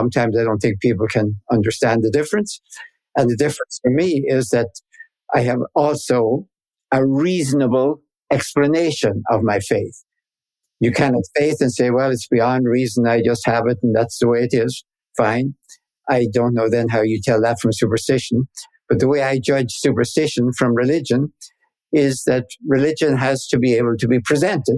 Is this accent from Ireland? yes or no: yes; Ireland; accent: Irish; moved away as an adult; now in United States; I grew up in Ireland, of course, where, you know, faith was taken